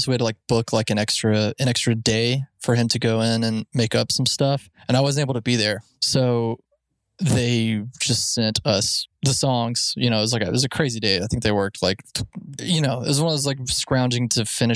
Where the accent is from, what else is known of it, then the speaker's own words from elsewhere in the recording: Alabama, United States; We grew up in Alabama. You know, I'd never seen a big city